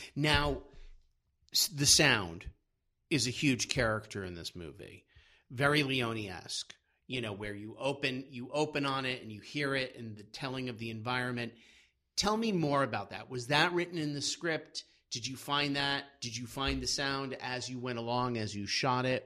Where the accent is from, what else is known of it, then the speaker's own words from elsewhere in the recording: Brattleboro, Vermont, United States; I grew up in Vermont, in, in Brattleboro.